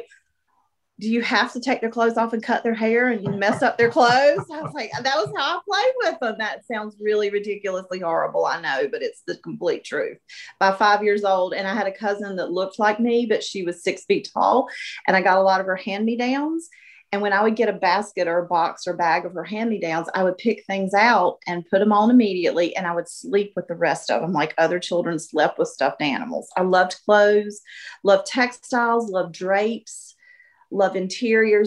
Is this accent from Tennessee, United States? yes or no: no; Gastonia, North Carolina, United States; I was born and raised in Gastonia